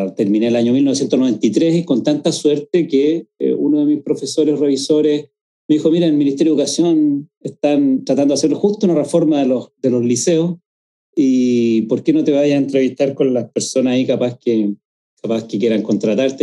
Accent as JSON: {"language": "Spanish", "town": "San Antonio", "region": "Valparaíso", "country": "Chile", "tie": "born or raised there", "said": "yo soy originalmente de una población de San Antonio que se llama Barrancas"}